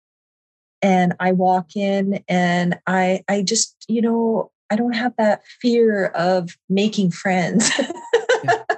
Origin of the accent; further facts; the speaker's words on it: Saskatchewan, Canada; I'm from Saskatchewan